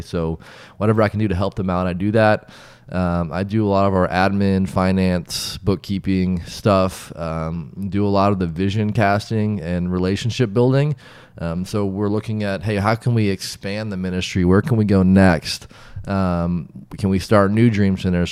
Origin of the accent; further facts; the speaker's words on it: Wichita, Kansas, United States; moved away; also born or lived in South Africa; born and raised in Wichita, Kansas